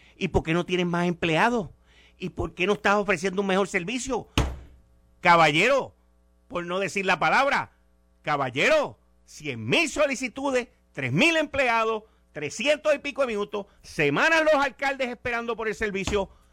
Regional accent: Puerto Rico; como puertorriqueño

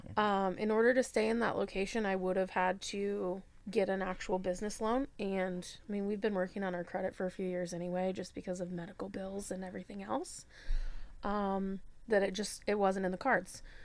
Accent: Michigan, United States; also born or lived in Florida / Georgia / South Bend; now in Fort Wayne, United States; I'm originally from Michigan, um, but this is kinda home for now

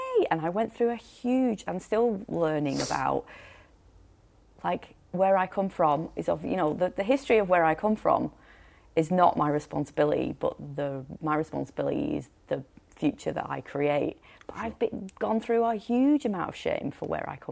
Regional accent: Rochdale, North West England, United Kingdom; moved away as an adult; now in Queenstown, New Zealand; I was from Rochdale

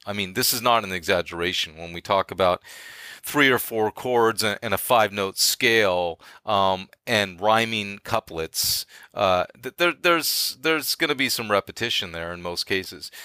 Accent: Bay Area, California, United States; moved away as an adult; I'm from the Bay Area

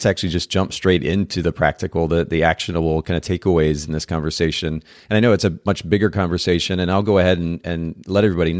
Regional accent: Japan; Well, I have my out is I grew up in Japan, so I didn't watch a lot of old American TV.

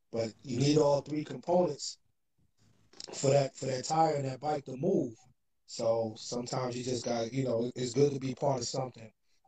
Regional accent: Brooklyn, New York, United States; East New York. East New York guy. Went to Canarsie, as you know. Spent a lot of time in Brownsville.

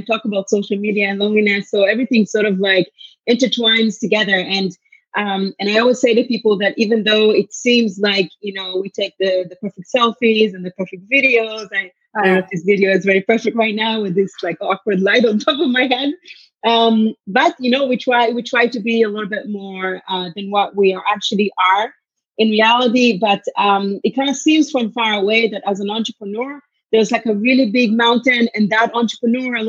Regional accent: Israel; also born or lived in Tel Aviv; now in Canada; I'm originally from Israel, but I'm Canadian born

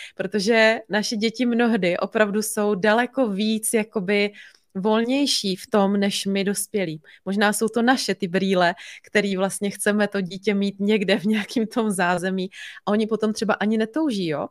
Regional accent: Bohemia, Czechia; tady u nás doma v Čechách

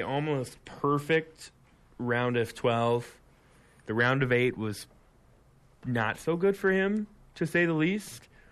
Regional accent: Iowa, United States; I'm from Iowa

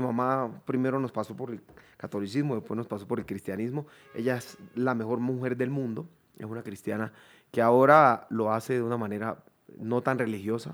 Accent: Chocó, Colombia; moved away as an adult; also born or lived in Quibdó / Bogotá / Cali / New York; Yo soy del Chocó

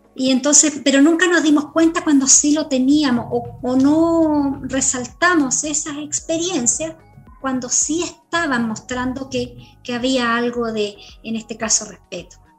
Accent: Chile

